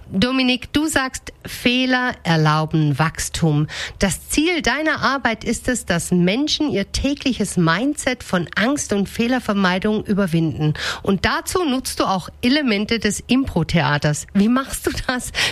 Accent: North Rhine-Westphalia, Germany; born there; Also äh, ich bin tatsächlich im Ruhrpott geboren, aber das ist

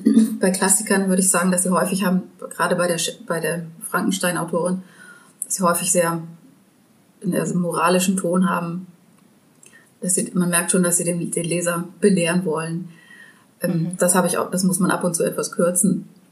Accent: Germany; als Deutscher

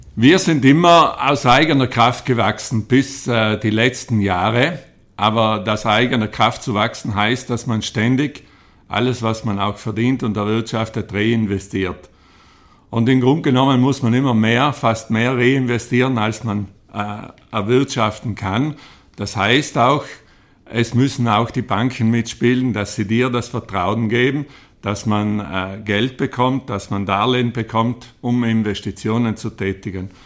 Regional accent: Trens, Trentino-Alto Adige, Italy; Ich bin aufgewachsen in Trenz auf einem kleinen Bauernhof

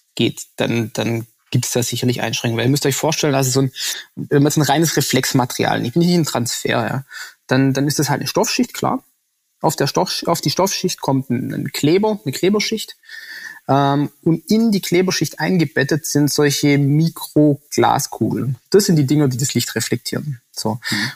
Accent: Swabia, Baden-Württemberg, Germany; als Schwabe

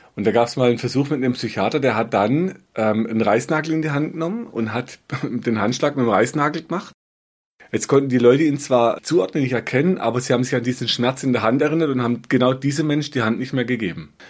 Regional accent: Black Forest, Baden-Württemberg, Germany; bei uns im Schwarzwald ging, so Serpentinstraßen, ja, von, von einer Region, die heißt Biereck, da waren wir oft Schlitten fahren

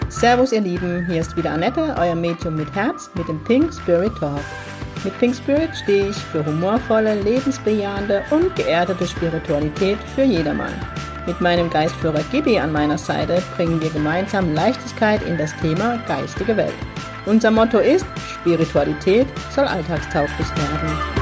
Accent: Heidelberg, Baden-Württemberg, Germany; in meiner Heimatstadt Heidelberg

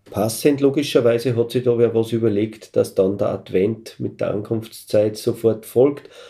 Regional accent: Salzkammergut, Austria; bei uns in Salzkammergut

